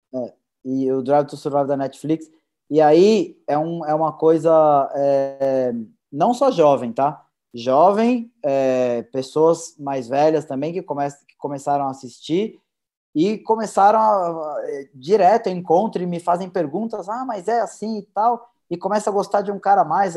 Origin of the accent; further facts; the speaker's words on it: Brazil; a gente como brasileiro